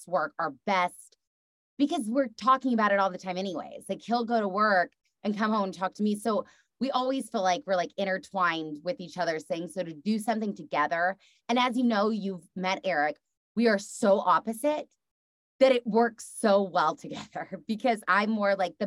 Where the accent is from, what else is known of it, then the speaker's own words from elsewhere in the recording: Texas, United States; being from the South and being a Texas girl